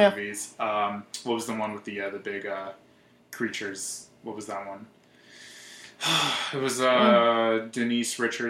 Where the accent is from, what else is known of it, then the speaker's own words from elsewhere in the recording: Scranton, Pennsylvania, United States; moved away as an adult; now in Los Angeles, United States; I'm from Pennsylvania. I'm from Scranton, PA, like The Office, like Joe Biden.